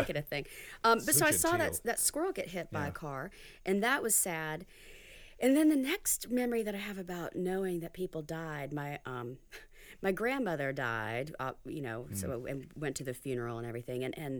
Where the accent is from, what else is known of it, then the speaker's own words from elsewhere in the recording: South Carolina, United States; also born or lived in Georgia; But I grew up in South Carolina mostly.